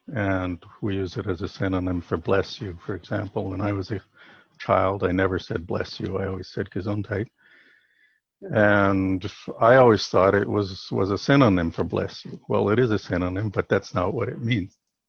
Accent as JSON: {"language": "English", "country": "United States", "said": "being an American myself"}